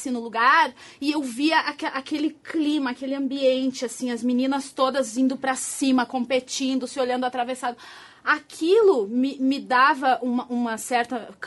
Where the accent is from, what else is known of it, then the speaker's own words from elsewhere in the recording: Rio Grande do Sul, Brazil; now in São Paulo, Brazil; Eu sou gaúcha. Tchê, bate. Já perdi o meu sotaque. Já disseram que eu andei perdendo o sotaque. Já tô paulistana, porque eu já moro há dois anos aqui.